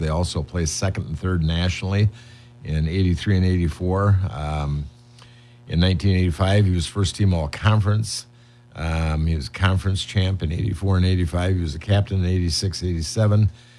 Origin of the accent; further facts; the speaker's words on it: Windom, Minnesota, United States; now in Faribault, United States; I am from Windham.